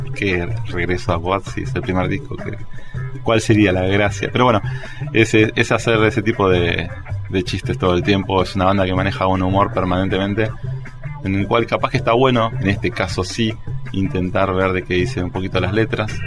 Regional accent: Morón, Buenos Aires Province, Argentina; also born or lived in Moreno; now in Ciudadela, Argentina; yo soy de zona oeste, Mm, vengo de Ciudadela ahora, pero viví hasta los 25 años en Morón

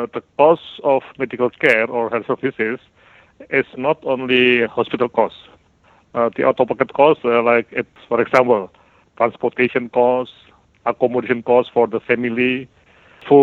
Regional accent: Indonesia; we are from Aceh to Papua

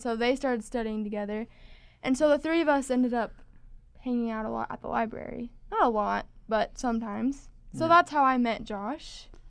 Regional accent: Arizona, United States; moved away as an adult; also born or lived in Cedar City, Utah; So I'm from Arizona, like Liz said, and after I graduated, I came to Cedar City and went to SUU.

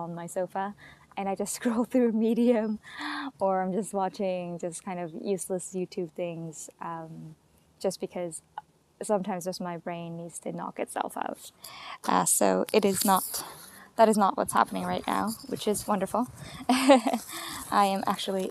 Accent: White Rock, British Columbia, Canada; White Rock, which is actually my hometown

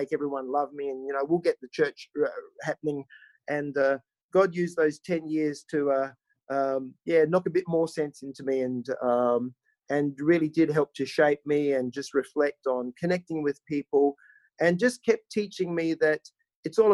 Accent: Barossa Valley, South Australia, Australia; moved away as an adult; now in Perth, Australia; I grew up in rural South Australia. I'm from the Barossa Valley

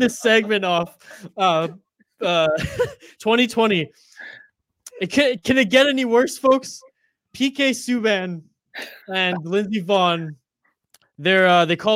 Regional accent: Canada; I'm the Canadian

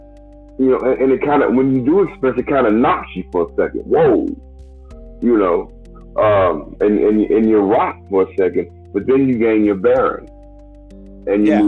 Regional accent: United States; yes, we are Americans

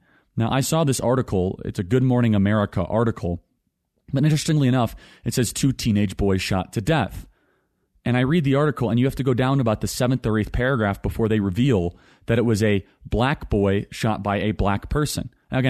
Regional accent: Chicago, Illinois, United States; As many of you know, I consider Chicago to be my hometown city. Grew up in the suburbs of Chicago, big Cubs fan, and am proud to be from Chicago.

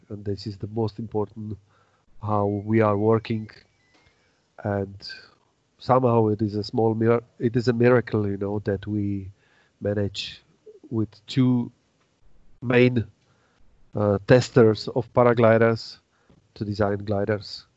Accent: Czechia; English is a second language

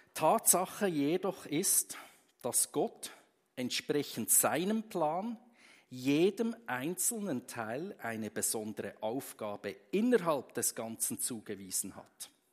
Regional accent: Switzerland; bei uns in der Schweiz

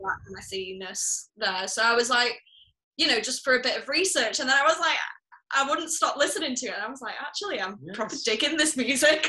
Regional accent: Manchester, North West England, United Kingdom; I'm not even from Liverpool. I'm from ah, Manchester

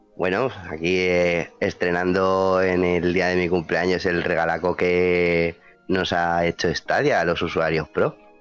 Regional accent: Madrid, Community of Madrid, Spain; soy de Madrid

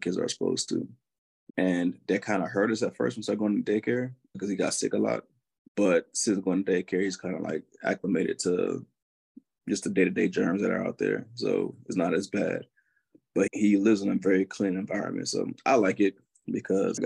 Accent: Augusta, Georgia, United States; moved away as an adult; now in Wisconsin, United States; I am from Augusta, Georgia

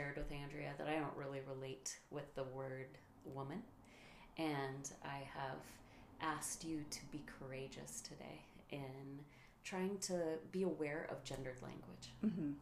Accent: Sioux Falls, South Dakota, United States; I was born in Sioux City, Iowa, and raised in Sioux Falls, South Dakota.

